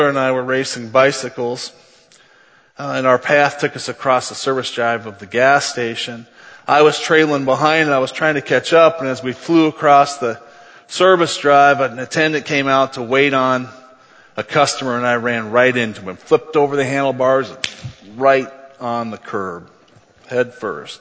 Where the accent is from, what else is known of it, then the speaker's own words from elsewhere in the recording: Cresco, Iowa, United States; moved away as an adult; also born or lived in Mason City, Iowa / Milwaukee / Atlanta / Cleveland, Ohio; I was born on September 16, 1966 in Mason City, Iowa